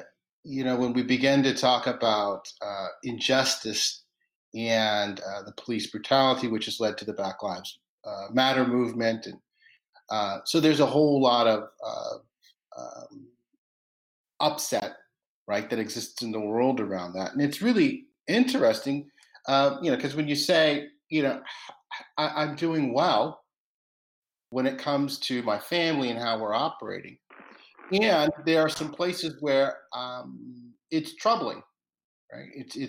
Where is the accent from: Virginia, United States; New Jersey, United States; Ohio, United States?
Virginia, United States; Roanoke; I was born in Williamsburg, grew up in Roanoke, Virginia, which is a predominantly white town, but I grew up in the predominantly black area of Roanoke, Virginia.